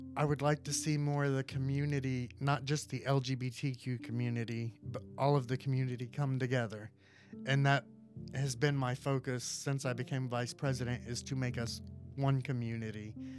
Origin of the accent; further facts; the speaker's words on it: Hernando, Florida, United States; moved away as an adult; also born or lived in Indiana; I grew up in Hernando. I moved away when I turned eighteen to Indiana